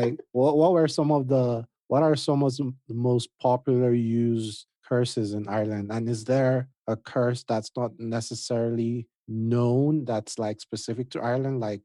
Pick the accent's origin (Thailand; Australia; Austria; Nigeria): Nigeria; I'm Nigerian